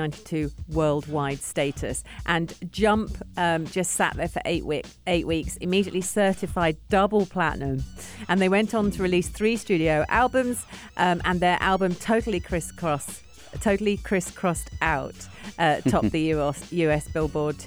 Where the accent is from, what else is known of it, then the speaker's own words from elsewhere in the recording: England, United Kingdom; I'm English